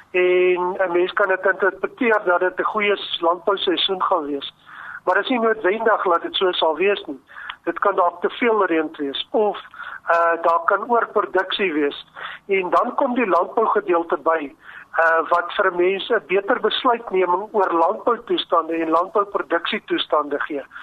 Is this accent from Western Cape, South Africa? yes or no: no; Free State, South Africa; ek dink omdat ek maar 'n plaasseun is en ek het hier in die Wes-Vrystaat groot geword en veral in die droogtejare hier van 1965 uh, eh, het 'n geweldige indruk op my gemaak